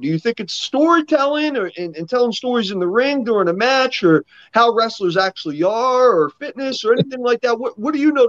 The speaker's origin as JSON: {"language": "English", "town": "Philadelphia", "region": "Pennsylvania", "country": "United States", "tie": "born or raised there", "said": "I grew up in Philly. I grew up going to ECW, CZW shows."}